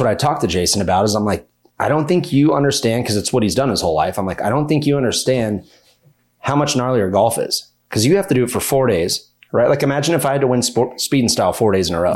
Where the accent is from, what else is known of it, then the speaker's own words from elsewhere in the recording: Minden, Nevada, United States; I'm from Minden, Nevada